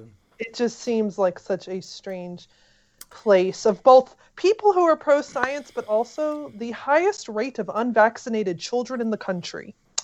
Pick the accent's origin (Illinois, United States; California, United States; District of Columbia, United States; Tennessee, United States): Tennessee, United States; Memphis; we are from Memphis. It's a scary place.